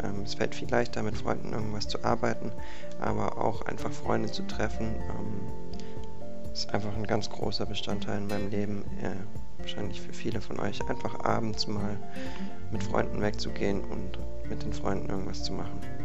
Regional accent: Konstanz, Baden-Württemberg, Germany; ich komme aus Konstanz und bin 20 Jahre alt

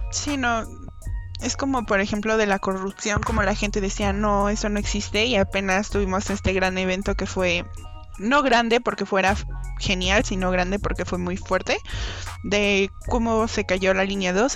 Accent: Mexico; somos todos somos mexicanos

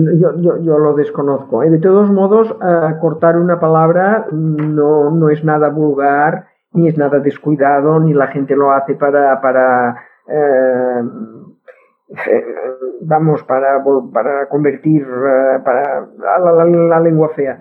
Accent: Catalonia, Spain; accent: Catalan; first language Catalan; Spanish is a second language; no puedes ocultar tu acento catalán. si yo no tengo ningún interés en ocultarlo. Mi, castellano es este, mi castellano está lógicamente, es decir, sería impensable pensar que puede ser de otra forma por eh, mi lengua materna, que es el catalán.

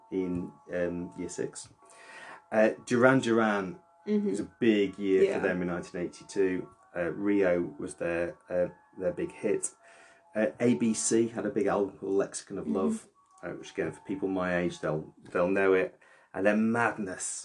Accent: the North, the north of England, United Kingdom; I grew up in the North.

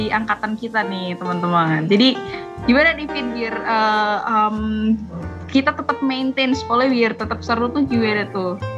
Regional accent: Central Java, Indonesia; aku dari Jawa Tengah

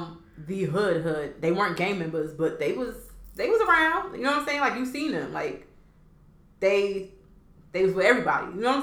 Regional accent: East Orange, New Jersey, United States; I'm from East Orange

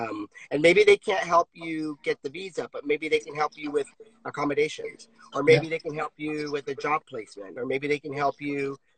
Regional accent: Virginia, United States; now in Los Angeles, United States; I came out to LA and danced in LA because I came from Virginia

